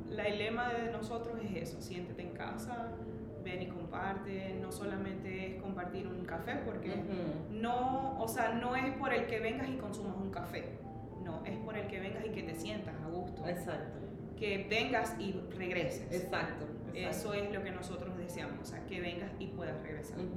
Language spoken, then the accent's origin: Spanish; Maracaibo, Zulia, Venezuela; accent: maracucho; moved away as an adult; also born or lived in Orlando, Florida / Indiana; now in Westfield, United States; amo mi país, amo mi patria, amo mi gente, soy 100% maracucha.